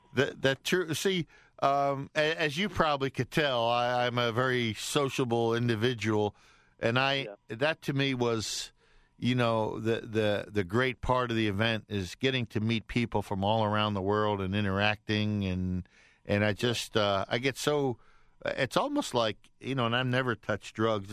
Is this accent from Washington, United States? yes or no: no; Lafayette, Louisiana, United States; now in Atlanta, United States; from my hometown of uh, Lafayette, Louisiana